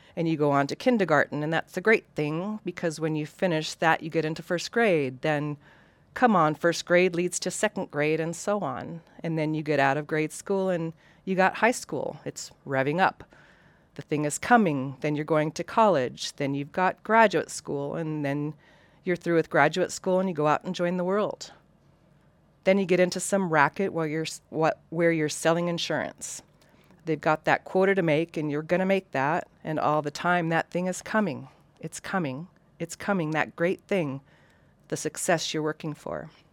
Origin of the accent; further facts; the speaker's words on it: Western Washington, United States; moved away; also born or lived in Coeur d'Alene, Idaho; Coeur d'Alene has, was my home for twenty years, but I grew up in Western Washington